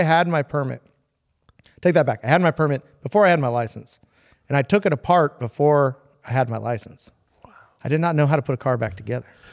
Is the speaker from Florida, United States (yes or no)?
no; San Diego, California, United States; I grew up in Pacific Beach, which is not a car or hot rod town